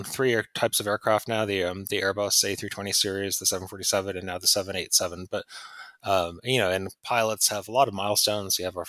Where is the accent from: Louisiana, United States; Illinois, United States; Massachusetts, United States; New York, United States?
Massachusetts, United States; Pittsfield; moved away; also born or lived in London; when I was a kid growing up in Pittsfield